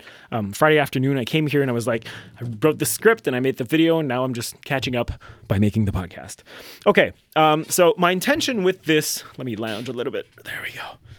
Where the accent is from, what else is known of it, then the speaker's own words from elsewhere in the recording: Canada; First of all, I'm French Canadian, in case you didn't know that.